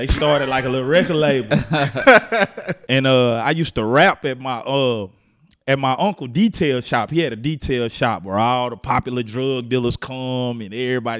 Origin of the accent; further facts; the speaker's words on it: Dallas, Texas, United States; also born or lived in Houston; Well, I say Houston raised me. I say I grew up in Dallas.